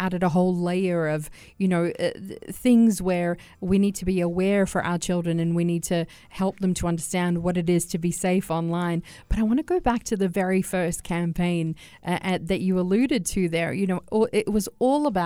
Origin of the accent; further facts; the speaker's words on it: Australia; now in United Arab Emirates; I come from Australia.